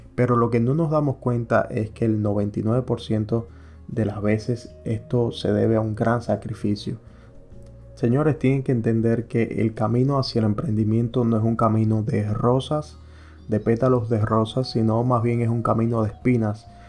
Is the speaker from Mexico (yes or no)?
no; Cuba; moved away as an adult; now in United States; yo soy cubano, yo soy emigrante que llegué aquí a los Estados Unidos